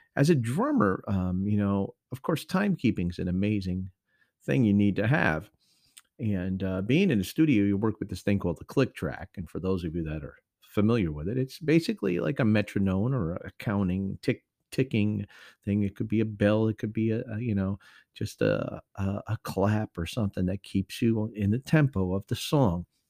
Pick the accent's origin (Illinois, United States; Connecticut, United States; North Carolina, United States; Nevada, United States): Connecticut, United States; moved away; up north to my home state of Connecticut